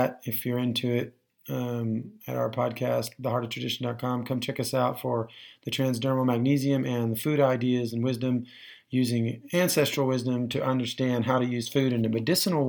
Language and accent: English; Texas, United States; I'm from Texas, I'm probably some part cowboy